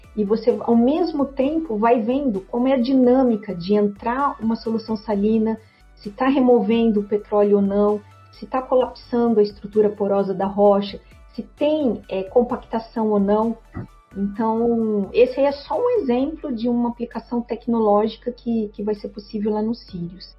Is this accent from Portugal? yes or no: no; Brazil; nós como brasileiros